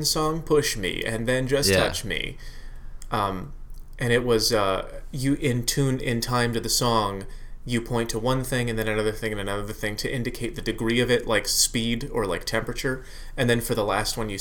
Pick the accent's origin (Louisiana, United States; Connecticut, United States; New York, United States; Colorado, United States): Connecticut, United States; moved away as an adult; also born or lived in Massachusetts; I grew up in Connecticut. Yeah, I was born in Massachusetts. We moved to Connecticut when I was 3, and I grew up there till I was 28